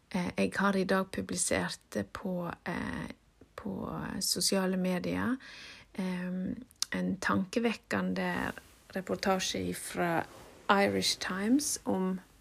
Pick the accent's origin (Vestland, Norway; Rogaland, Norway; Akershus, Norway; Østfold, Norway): Vestland, Norway; Nordfjord; det der må jo komme fra Nordfjord, der jeg kommer fra